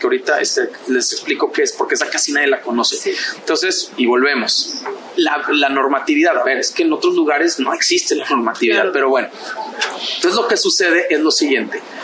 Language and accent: Spanish; Mexico; somos mexicanos